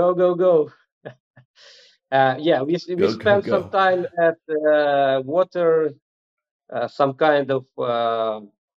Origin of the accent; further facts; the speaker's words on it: Ukraine; moved away as an adult; we will be able to go home, because our goal is to be back to Ukraine